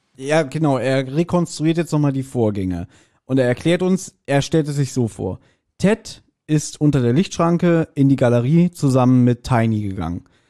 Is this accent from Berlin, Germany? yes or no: yes; Berlin, Germany; Wir als, als Berliner haben zudem auch eine ganz andere Bindung.